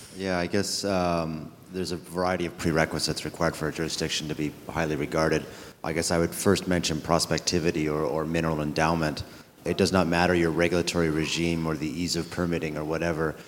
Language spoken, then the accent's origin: English; Ross River, Yukon, Canada; the community of Ross River, which is the, the home of the uh, Ross River Dena Council First Nation, is actually originally my hometown.